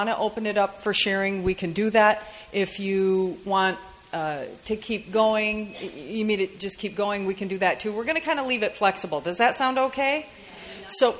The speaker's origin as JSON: {"language": "English", "region": "Michigan", "country": "United States", "said": "I'm from Michigan. And yeah, I know, good Midwestern girl"}